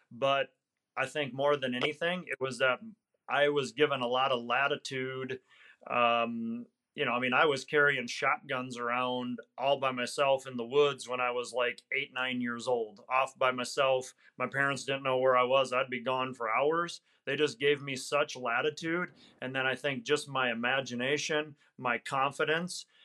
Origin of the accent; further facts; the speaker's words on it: Wisconsin, United States; Wisconsin, Northwest Wisconsin.